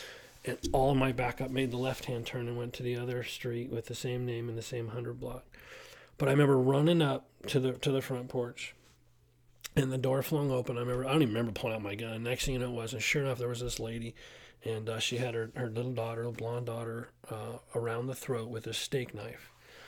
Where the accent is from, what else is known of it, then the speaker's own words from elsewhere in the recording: Simi Valley, California, United States; And then ultimately, I had an opportunity to go to my hometown, and that's what I did.